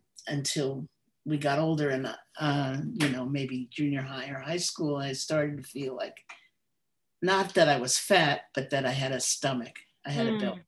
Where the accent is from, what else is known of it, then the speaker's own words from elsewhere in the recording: New York City, New York, United States; moved away as an adult; also born or lived in Michigan; I was born in the Bronx, excuse me, and lived there until I was ready for college